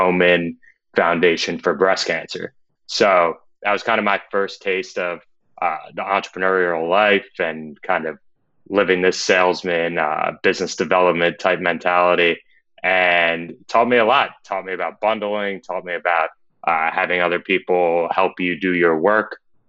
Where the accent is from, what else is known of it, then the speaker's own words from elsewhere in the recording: New York, United States; I'm from Westchester County, New York, about 45 minutes north of the city.